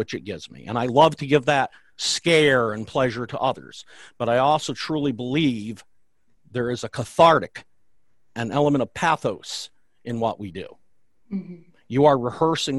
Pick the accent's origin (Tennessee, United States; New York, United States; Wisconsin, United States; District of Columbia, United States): New York, United States; the Catskills; I grew up near the Catskills, where I still live